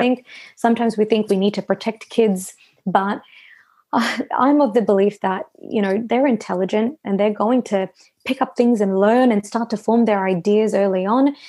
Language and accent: English; Melbourne, Victoria, Australia; I was born and raised here. Mum and dad moved over from India